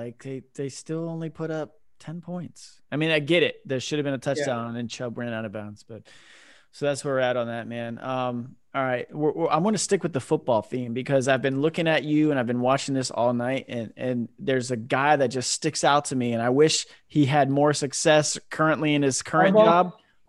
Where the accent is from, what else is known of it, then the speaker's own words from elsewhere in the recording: Orlando, Florida, United States; moved away as an adult; I grew up in Florida, man. I was in Orlando.